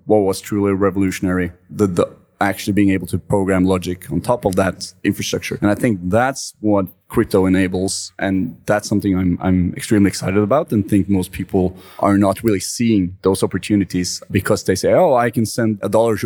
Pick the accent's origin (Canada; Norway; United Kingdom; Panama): Norway; I'm from Norway and we have a lot of trust in each other and the financial system